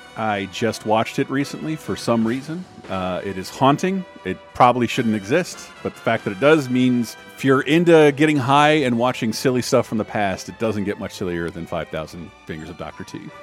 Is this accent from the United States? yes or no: yes; the South, United States; being born and raised in the South